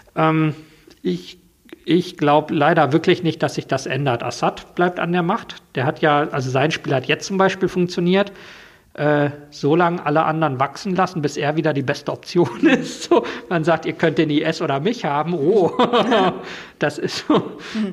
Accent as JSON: {"language": "German", "country": "Germany", "said": "als Deutscher"}